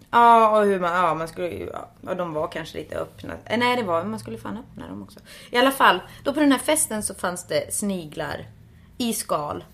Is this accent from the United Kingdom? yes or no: no; Finland; Jag är ju finsk